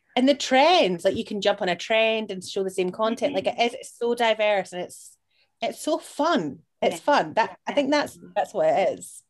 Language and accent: English; Edinburgh, Scotland, United Kingdom; I'm from Portobello